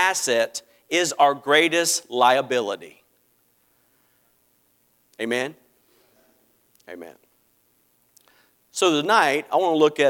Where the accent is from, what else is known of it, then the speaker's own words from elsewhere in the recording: Greenville, South Carolina, United States; I'm from Greenville, South Carolina